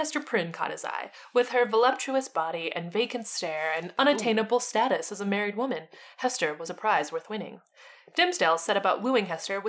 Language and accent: English; Boston, Massachusetts, United States; John was a farmer in Salem, which is but a few short miles from my hometown of Boston.